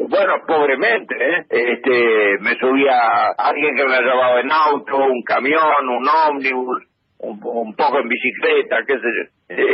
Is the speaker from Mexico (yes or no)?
no; Argentina; moved away as an adult; also born or lived in Rome, Italy / Turin, Italy / Paris, France / London, United Kingdom; yo vengo de Argentina, y quiero quedarme en Roma un tiempo